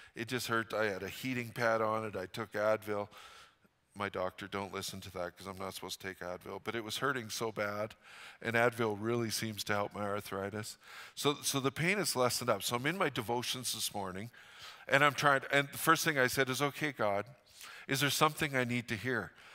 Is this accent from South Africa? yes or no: no; Fort St. John, British Columbia, Canada; I grew up in Fort Saint John.